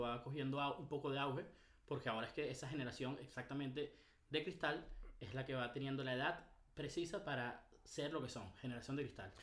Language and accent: Spanish; Venezuela; Nosotros como venezolanos